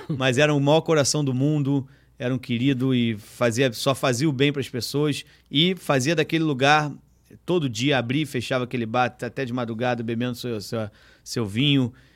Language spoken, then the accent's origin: Portuguese; Rio de Janeiro, Brazil; o BIP é um lugar, assim, que eu fui, onde eu fui criado, frequento o BIP desde 9 anos de idade